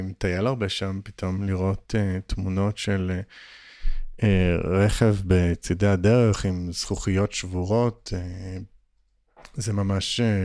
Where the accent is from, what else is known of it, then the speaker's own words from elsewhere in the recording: Upper Galilee, Northern District, Israel; moved away; זה גם האזור שאני, שאני במקור גדלתי באותו